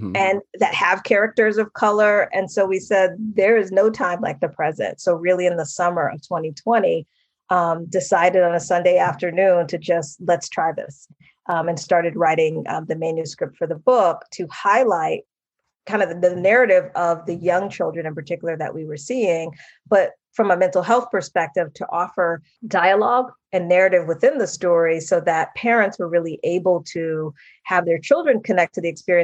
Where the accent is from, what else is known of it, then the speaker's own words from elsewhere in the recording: Massachusetts, United States; one of my very best friends that I grew up with in Massachusetts